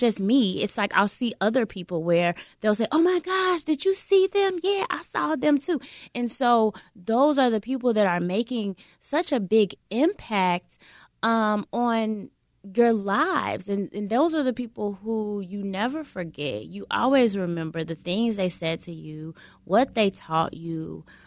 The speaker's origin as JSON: {"language": "English", "town": "Chicago", "region": "Illinois", "country": "United States", "said": "being a Chicagoan"}